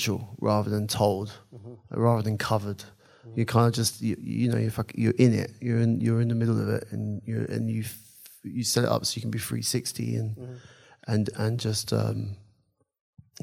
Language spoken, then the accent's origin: English; London, United Kingdom; also born or lived in Paris, France; A French passport holder, born in Paris, but raised in London.